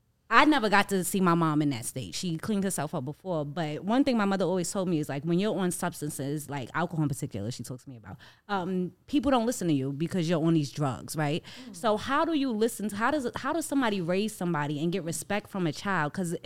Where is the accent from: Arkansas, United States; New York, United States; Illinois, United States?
New York, United States; New York City; I grew up in Harlem